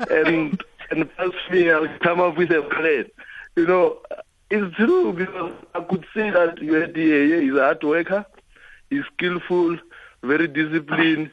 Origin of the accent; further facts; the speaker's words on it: Limpopo, South Africa; moved away; a boy from Limpopo